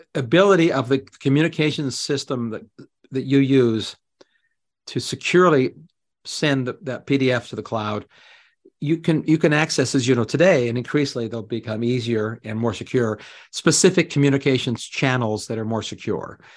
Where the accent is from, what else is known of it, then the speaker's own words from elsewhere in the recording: Canada; moved away; Canadian expat, I mean, I'm still Canadian. I grew up there.